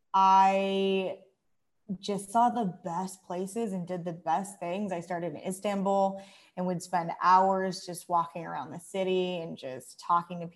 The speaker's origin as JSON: {"language": "English", "country": "United States", "tie": "born or raised there", "also_born_or_lived": "Thailand", "moved": "as an adult", "lives_now": "Malaysia", "said": "I grew up in the United States"}